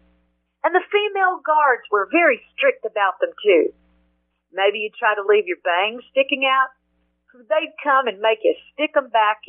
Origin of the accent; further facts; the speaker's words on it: Georgia, United States; my home state of Georgia